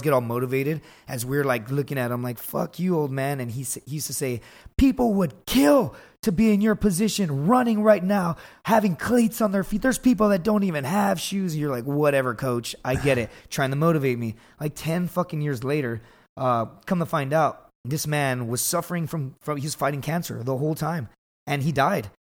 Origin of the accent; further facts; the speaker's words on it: Laredo, Texas, United States; I grew up in Laredo, Texas